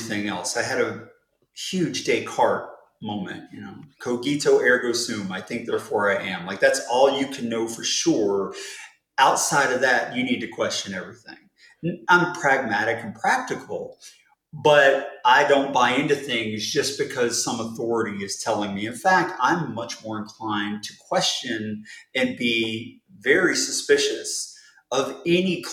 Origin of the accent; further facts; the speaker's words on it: United States; I'm American.